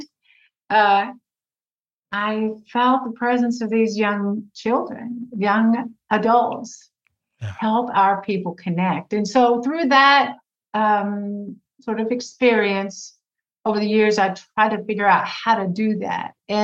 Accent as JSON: {"language": "English", "town": "Fort Worth", "region": "Texas", "country": "United States", "tie": "born or raised there", "said": "I am from Fort Worth, Texas. I grew up in the suburbs of Fort Worth"}